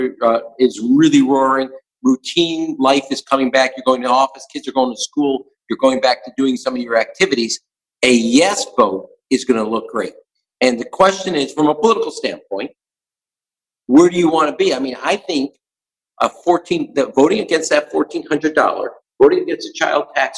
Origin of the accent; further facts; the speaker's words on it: Chicago, Illinois, United States; we grew up in Chicago